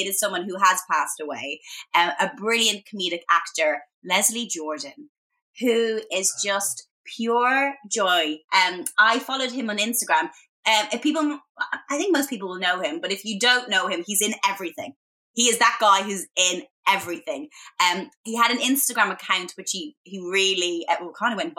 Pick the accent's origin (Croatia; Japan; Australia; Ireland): Ireland; moved away as an adult; also born or lived in Boston, United States; now in London, United Kingdom; as a young girl growing up in Ireland